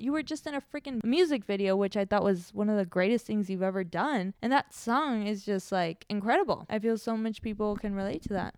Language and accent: English; Mexico; moved away; I was born in Mexico, so I've grown up very connected to my Mexican culture roots